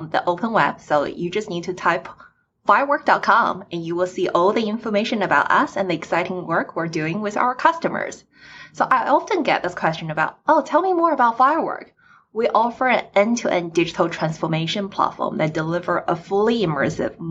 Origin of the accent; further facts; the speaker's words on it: China; now in United States; I was born in China and my families are still in China